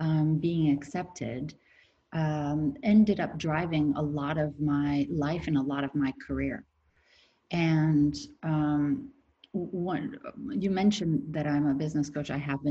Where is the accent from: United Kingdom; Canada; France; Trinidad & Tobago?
France; born there; I'm from a two nationality family. My father is French and my mother was American. And whenever I was born in France. Whenever I was in France, I was the American girl.